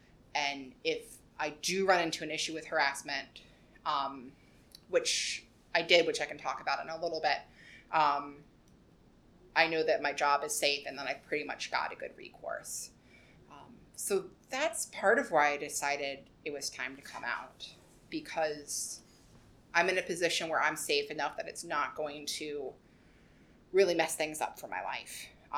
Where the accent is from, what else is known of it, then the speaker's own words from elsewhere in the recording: Appalachia, United States; I am from Appalachia, which is one of probably the most beautiful places I've been. I haven't been super, super many places, but growing up in the Appalachian Mountains is like growing up in the Garden of Eden, right?